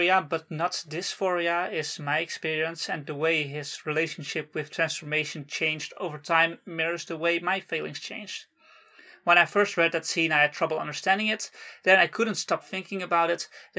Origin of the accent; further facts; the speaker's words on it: Netherlands; English is a second language; as a kid in school, in Dutch school, so we didn't speak English